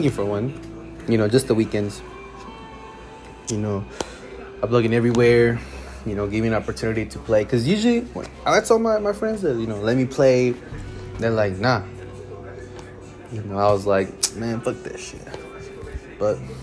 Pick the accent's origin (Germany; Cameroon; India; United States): United States; Dallas, Texas; born and raised in Dallas, Texas.